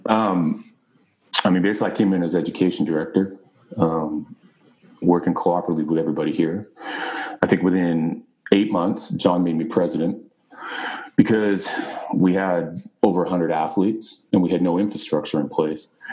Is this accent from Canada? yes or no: yes; Canada; moved away as an adult; also born or lived in Britain; now in Arizona, United States; being Canadian